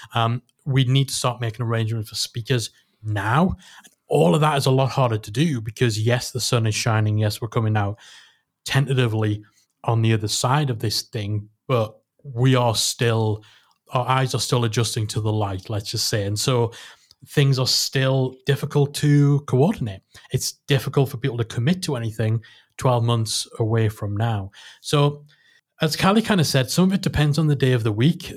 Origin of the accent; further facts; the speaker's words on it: Newcastle upon Tyne, North East England, United Kingdom; in, um, in Newcastle. But, you know, it was in my hometown